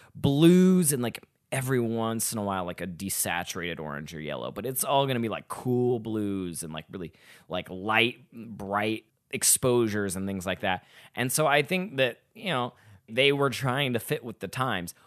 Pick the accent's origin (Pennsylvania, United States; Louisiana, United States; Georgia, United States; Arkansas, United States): Arkansas, United States; Little Rock; now in Chicago, United States